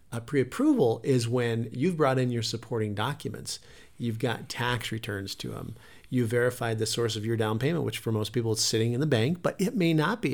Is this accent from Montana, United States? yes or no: yes; Montana, United States; moved away; we came from Montana. We were raised on forty-five acres.